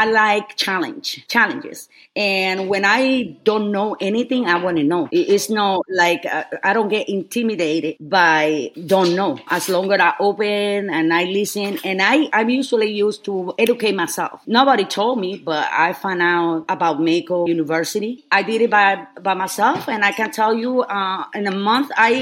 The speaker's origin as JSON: {"language": "English", "town": "Lares", "country": "Puerto Rico", "tie": "born or raised there", "second_language": "English", "moved": "as an adult", "lives_now": "Texas, United States", "said": "I born in Lares, Puerto Rico, which is a very small town."}